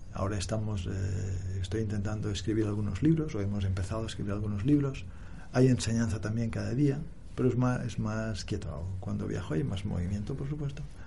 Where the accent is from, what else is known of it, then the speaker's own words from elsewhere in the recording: Barcelona, Catalonia, Spain; moved away as an adult; also born or lived in India; Yo nací en Barcelona